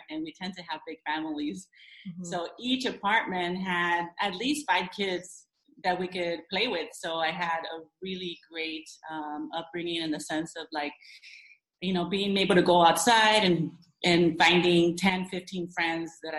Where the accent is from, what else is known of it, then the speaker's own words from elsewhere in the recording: Los Angeles, California, United States; now in La Habra Heights, United States; I'm from La Habra Heights is where I currently live, but I was born and raised in downtown